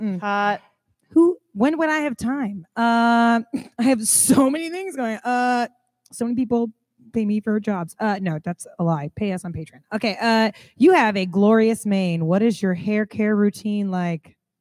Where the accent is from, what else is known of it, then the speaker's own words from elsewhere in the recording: Kansas City, United States; I'm from Kansas City